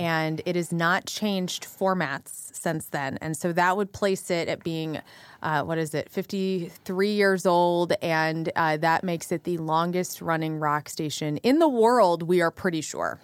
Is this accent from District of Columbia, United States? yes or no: no; West Frankfort, Illinois, United States; also born or lived in Carbondale, Illinois; now in St. Louis, United States; I grew up in a little town called West Frankfort, Illinois